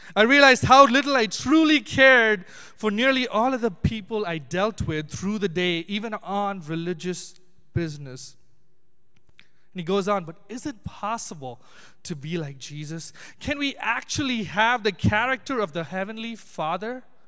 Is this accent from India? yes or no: yes; Chennai, Tamil Nadu, India; I'm from Chennai, which is down south